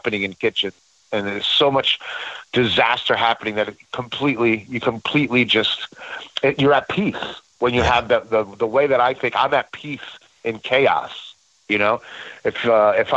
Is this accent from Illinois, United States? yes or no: no; Passaic, New Jersey, United States; I grew up in Passaic, New Jersey